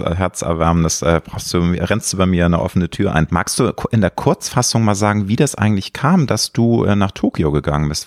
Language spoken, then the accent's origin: German; Hamburg, Germany; ich bin ja Deutscher und ich bin Hamburger, ich liebe auch meine Heimatstadt